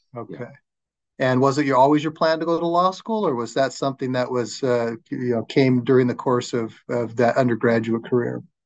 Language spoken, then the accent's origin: English; Flagstaff, Arizona, United States; moved away; I was born and raised in Flagstaff, and uh, uh, lived there all of my growing up years